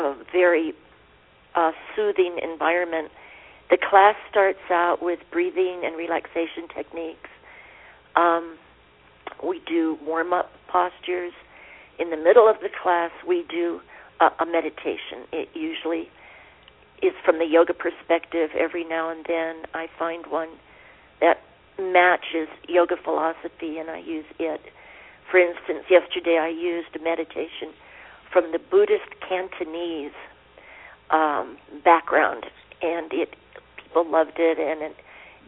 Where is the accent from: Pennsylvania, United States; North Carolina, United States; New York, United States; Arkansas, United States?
Pennsylvania, United States; now in Santa Fe, United States; I was born in Pennsylvania in coal mining country